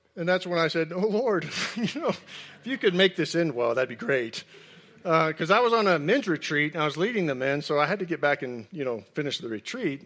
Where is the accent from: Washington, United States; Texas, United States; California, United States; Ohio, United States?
Texas, United States; Houston; moved away; I grew up in Houston